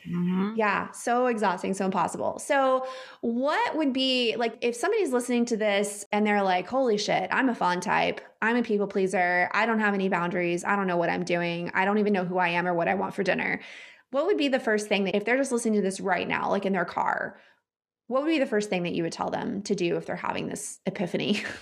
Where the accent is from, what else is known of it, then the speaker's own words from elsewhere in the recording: Texas, United States; I grew up in the Bible Belt in Texas in the Southern Baptist Church